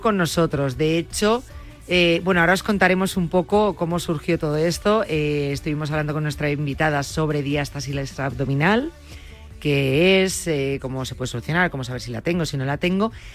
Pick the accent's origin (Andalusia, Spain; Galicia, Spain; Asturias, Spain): Galicia, Spain; digo como una gallega